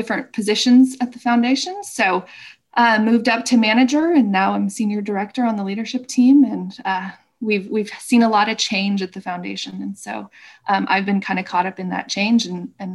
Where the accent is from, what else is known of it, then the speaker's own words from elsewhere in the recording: Southern Oregon, United States; now in Portland, United States; Blake and I grew up in Southern Oregon